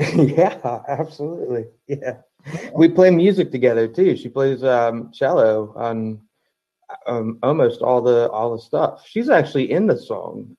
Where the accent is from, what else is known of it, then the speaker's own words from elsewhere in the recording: Baltimore/DC area, Maryland, United States; also born or lived in Toledo, Ohio; I've been uh, in the Baltimore slash DC area, in between in the suburb, um, since then. So 32, 30, yeah, 32 and a half years